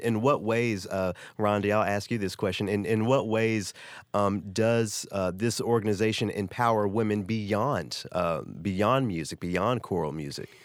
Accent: the South, United States; I come from the South where preachers drive Cadillacs

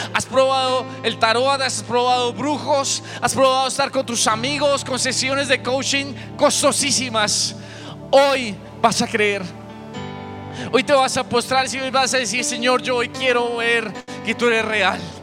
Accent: Colombia; somos gentiles colombianos

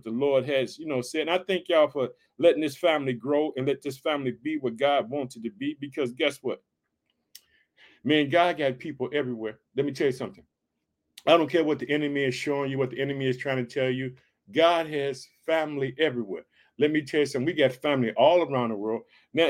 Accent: Chicago, Illinois, United States; I'd like to thank the state of Illinois, which is my home state. I reside in the city of Chicago.

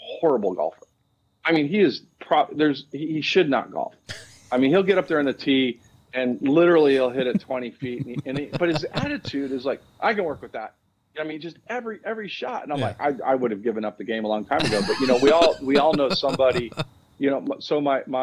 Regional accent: Wisconsin, United States; moved away; I'm from Wisconsin

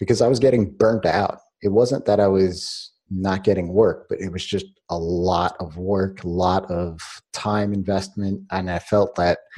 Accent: New York, United States; I was born in New York

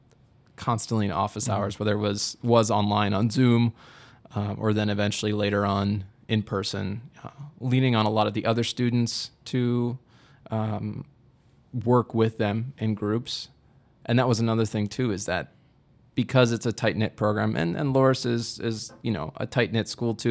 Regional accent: Midwest, United States; even though I'm from the Midwest, and obviously we are in the Midwest right now

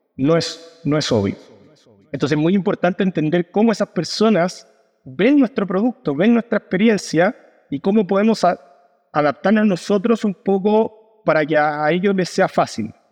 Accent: Chile; como decimos en Chile

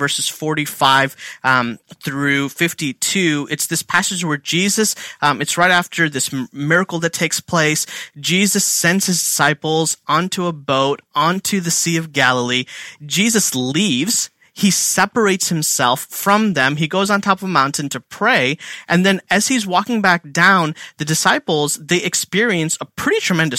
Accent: India; now in Philadelphia, United States; I'm Indian

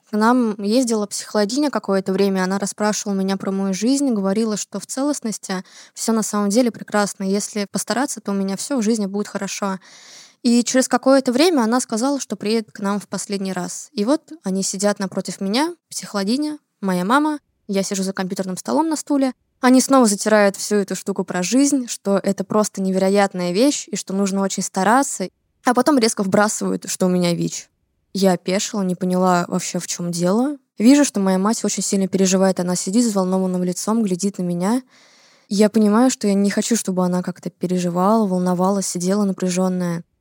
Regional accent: Saint Petersburg, Russia; мне 18 лет, я из Санкт-Петербурга

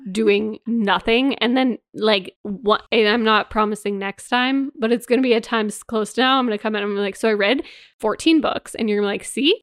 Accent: Canada; me and you growing up in Canada

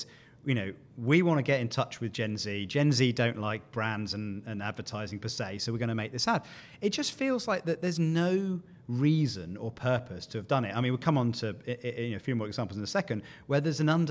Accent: United Kingdom; as a Brit

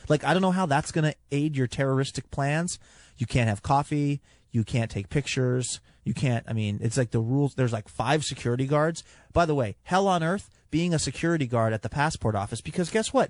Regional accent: California, United States; I was born in California and My parents are U S citizens

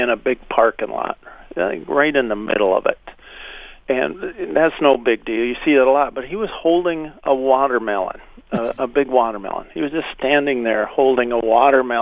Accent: Minnesota, United States

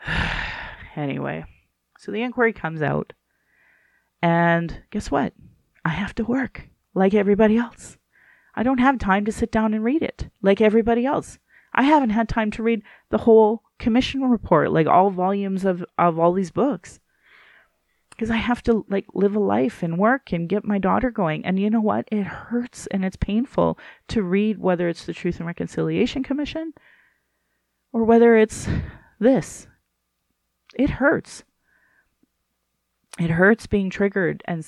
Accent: Central Alberta, Canada; I grew up in Central Alberta, the home of where they would like burn crosses.

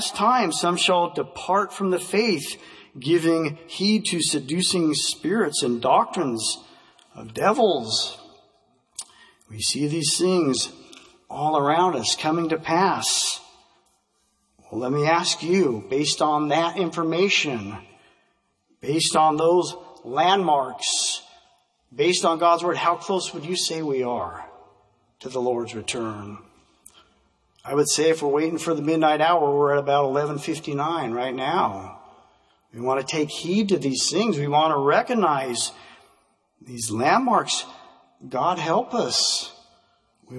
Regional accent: Vancouver, Washington, United States; as a kid growing up in Vancouver, Washington

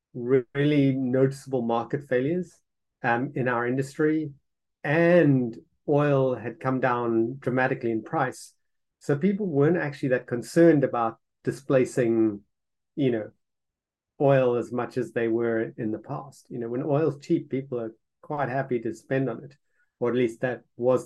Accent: South Africa; moved away; I'm originally from South Africa

